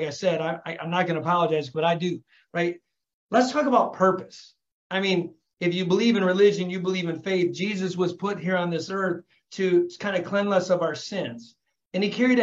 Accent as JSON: {"language": "English", "town": "Flint", "region": "Michigan", "country": "United States", "tie": "born or raised there", "said": "I was born and raised in Flint, Michigan, raised by a single mom, raising three kids"}